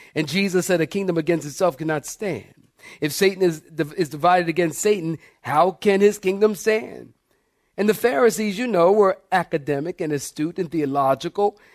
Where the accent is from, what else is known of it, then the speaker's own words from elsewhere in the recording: Philadelphia, Pennsylvania, United States; I'm from Philly.